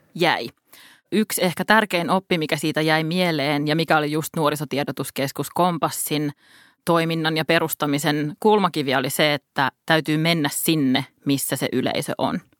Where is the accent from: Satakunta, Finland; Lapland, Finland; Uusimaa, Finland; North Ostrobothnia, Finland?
Uusimaa, Finland; Helsinki; Helsinki on mun kotikaupunki